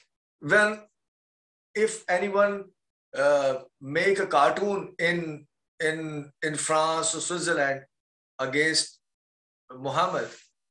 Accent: Pakistan; moved away

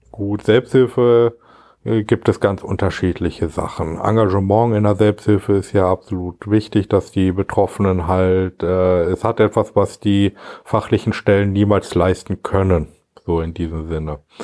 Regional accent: Gütersloh, North Rhine-Westphalia, Germany; also born or lived in Marienfeld / Steinhagen; Kreis Gütersloh, das ist gut, da bin ich ja schon mein Leben lang ansässig

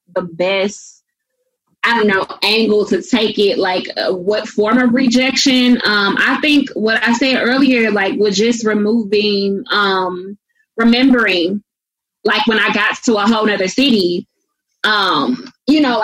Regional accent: St. Louis, Missouri, United States; moved away; also born or lived in the South; growing up in St. Louis, I went to 13 different schools.

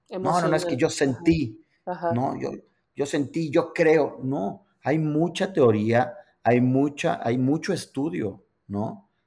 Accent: New York, United States; me invitaron a trabajar a Los Ángeles, yo soy de Nueva York, dejo todo aquí, me voy a Los Ángeles.

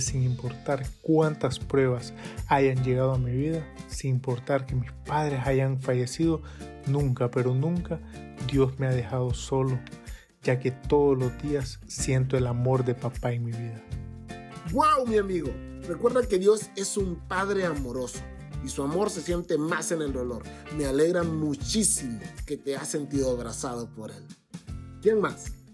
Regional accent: Tegucigalpa, Francisco Morazán, Honduras; Soy de Teucigalpa, Honduras

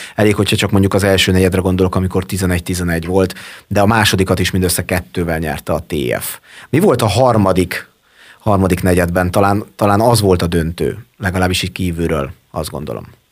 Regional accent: Marcali, Somogy, Hungary; now in Érd, Hungary; mind a ketten ugyanabban az évben születtünk, ugyanabban a városban és ugyanabban a kórházban

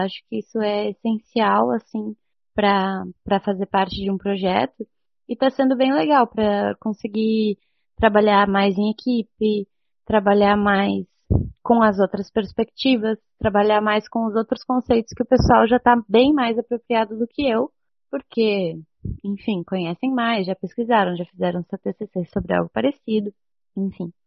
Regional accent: Santa Rosa, Rio Grande do Sul, Brazil; now in Porto Alegre, Brazil; eu sou de Santa Rosa

